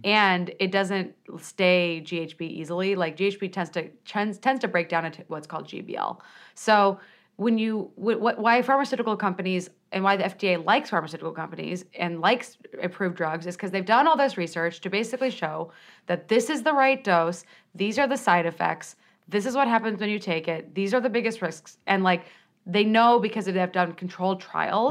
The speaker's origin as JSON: {"language": "English", "town": "Peoria", "region": "Illinois", "country": "United States", "said": "I'm from Peoria, Illinois"}